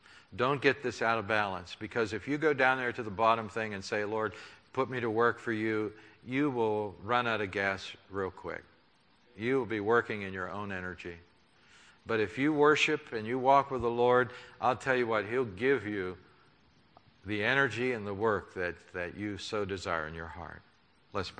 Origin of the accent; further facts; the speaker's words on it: United States; I'm an American